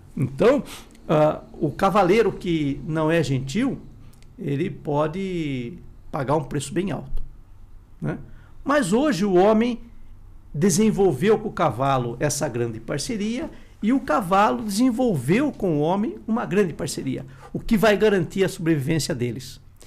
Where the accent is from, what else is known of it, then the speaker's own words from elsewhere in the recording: Sorocaba, São Paulo, Brazil; na minha cidade, né, que eu sou de Sorocaba